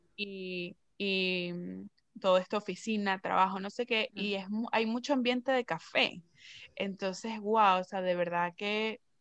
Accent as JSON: {"language": "Spanish", "country": "Venezuela", "moved": "yes", "said": "yo soy venezolana y yo hablo como a mí me dé la gana"}